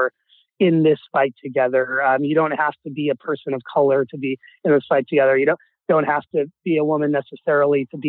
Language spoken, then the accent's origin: English; Seattle, Washington, United States; also born or lived in Wichita, Kansas; I was born in Kansas and I moved to Seattle